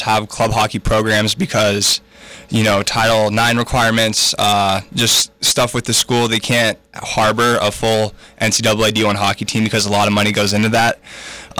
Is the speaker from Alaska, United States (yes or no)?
yes; Wasilla, Alaska, United States; moved away as an adult; now in Logan, Utah, United States; I'm from Wasilla, Alaska. If you don't know where that is, it's about 40 miles north of Anchorage. Small town stuff. Just grew up playing high school.